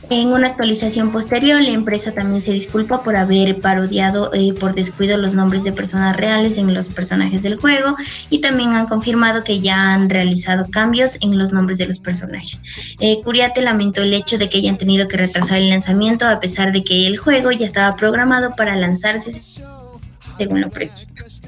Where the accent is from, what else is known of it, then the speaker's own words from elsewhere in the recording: Ecuador; soy de Ecuador, tengo 22 años